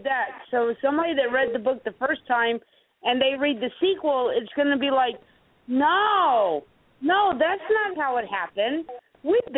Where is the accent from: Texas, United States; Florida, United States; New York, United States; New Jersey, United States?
Florida, United States; I was born in Florida